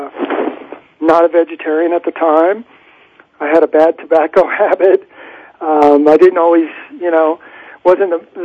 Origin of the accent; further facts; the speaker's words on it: Midwest, United States; moved away; I'm from the Midwest